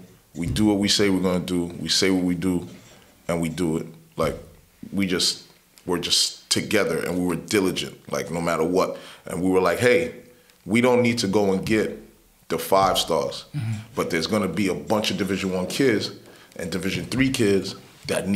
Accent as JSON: {"language": "English", "town": "New York City", "region": "New York", "country": "United States", "tie": "born or raised there", "also_born_or_lived": "Brooklyn / Long Island", "said": "I was born in Brooklyn, mm-hmm. right? Raised in Queens."}